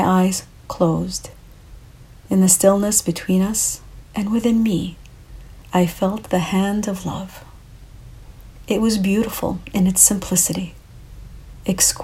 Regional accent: Canada; also born or lived in Lebanon (ancestry); I'm a Canadian of Lebanese origins

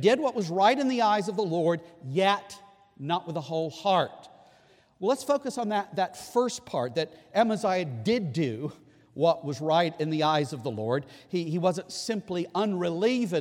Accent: Scotland, United Kingdom; I can appreciate that as a Scotsman.

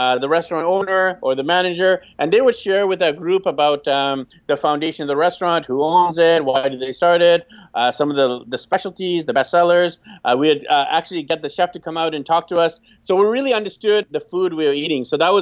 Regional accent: Vancouver, British Columbia, Canada; moved away as an adult; I'm from Vancouver, BC, Canada

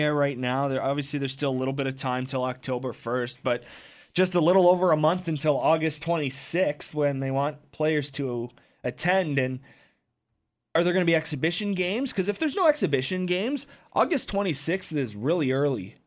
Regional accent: Windsor, Ontario, Canada; I grew up in Windsor

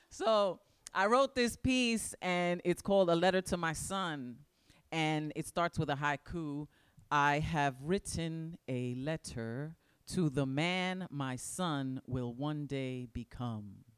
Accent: New York City, New York, United States; I was born in the Boogie Down Bronx. I still live there

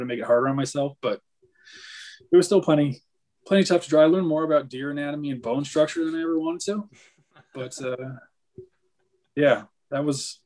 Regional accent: Northern Michigan, United States; I grew up in Northern Michigan and there's deer everywhere.

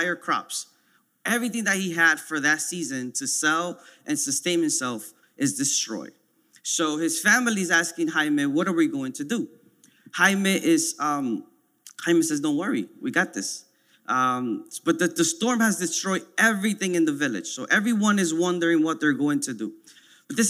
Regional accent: New York City, New York, United States; I grew up in Washington Heights

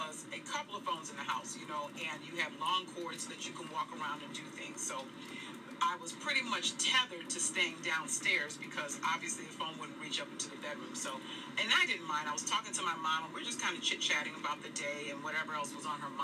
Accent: Northeast, United States; I grew up in the Northeast

